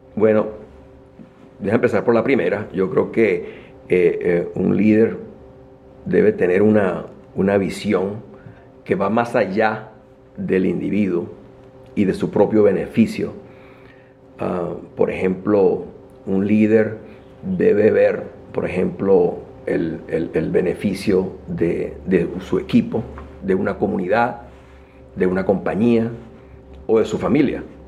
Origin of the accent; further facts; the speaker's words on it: Caracas, Capital District, Venezuela; moved away as an adult; now in United States; nací en Venezuela, en Caracas